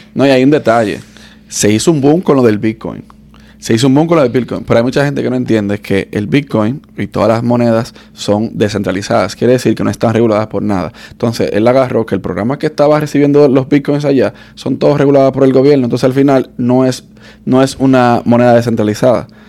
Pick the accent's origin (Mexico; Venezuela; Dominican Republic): Dominican Republic; now in United States; Igual que nosotros lo de República Dominicana